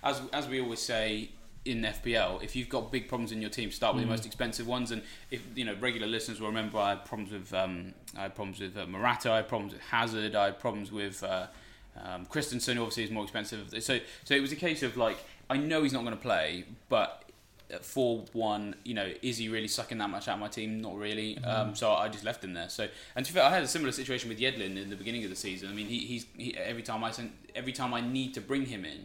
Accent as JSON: {"language": "English", "town": "Reading", "region": "South East England", "country": "United Kingdom", "tie": "born or raised there", "said": "Reading, my hometown team"}